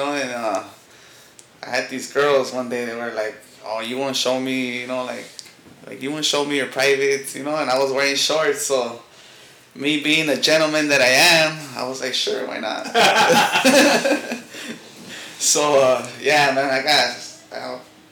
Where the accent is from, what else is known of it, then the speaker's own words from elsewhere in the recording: Los Angeles, California, United States; also born or lived in San Diego; I grew up in Boyle Heights. I've been there for 33 years